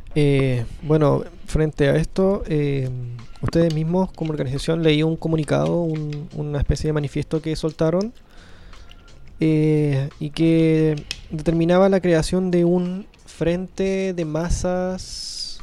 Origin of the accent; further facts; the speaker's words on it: Chile; a mí como chileno